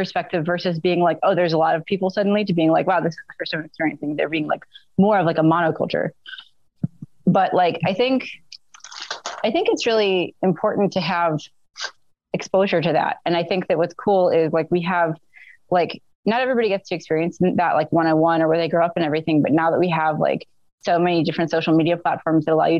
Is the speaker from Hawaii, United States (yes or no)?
no; Chicago, Illinois, United States; moved away; I grew up in Chicago, like, the city proper and all the suburbs. I grew up in a neighborhood that had, that was, like, very diverse, very little, like, Middle Eastern, Indian, like, Nigerian, Korean, and then also, like, you know, Black and Latino